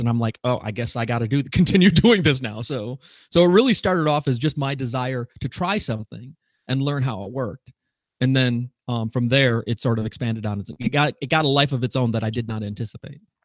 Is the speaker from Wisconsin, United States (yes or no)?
yes; Wisconsin, United States; I'm from Wisconsin, so, which is almost Canada